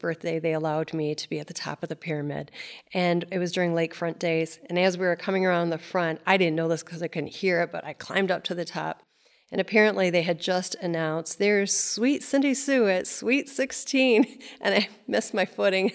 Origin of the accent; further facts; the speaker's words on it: Cadillac, Michigan, United States; I grew up in Cadillac, Michigan